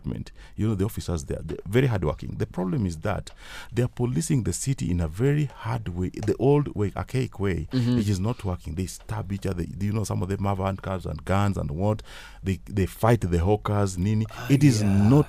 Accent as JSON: {"language": "English", "area": "Kano Plains", "region": "Kisumu County", "country": "Kenya", "also_born_or_lived": "Nairobi", "moved": "yes", "said": "I come from Kano Plains"}